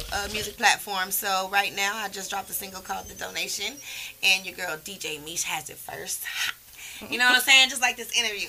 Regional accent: Houston, Texas, United States; I'm from right here in the city, H-Town, baby.

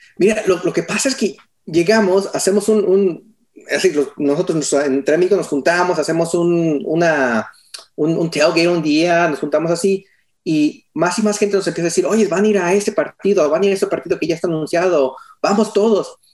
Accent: Austin, Texas, United States; also born or lived in San Luis Potosí, Mexico; yo nací aquí en, eh, en Austin, Texas

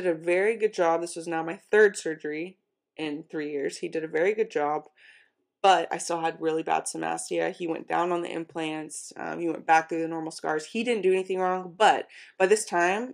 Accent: Oklahoma, United States; moved away as an adult; also born or lived in Arkansas; We're from Oklahoma

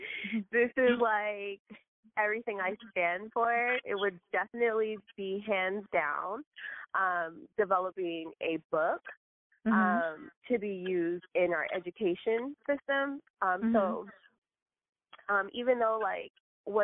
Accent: New Jersey, United States; now in Los Angeles, United States; I live in Los Angeles right now, but I'm originally from New Jersey. I was born in North Jersey and grew up in Central Jersey

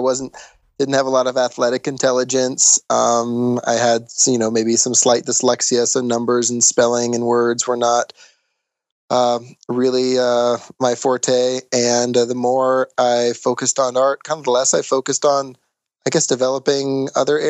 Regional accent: Lyons, Colorado, United States; also born or lived in Boulder, Colorado; I was born in Boulder, Colorado.

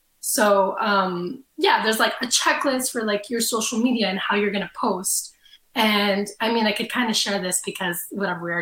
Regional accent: Canada; I'm Canadian too

